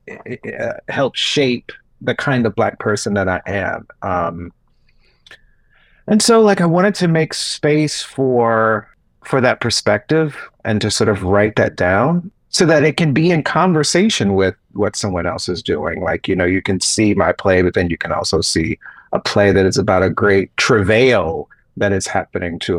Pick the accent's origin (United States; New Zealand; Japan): United States; Gaston County, North Carolina; I was in Gaston County.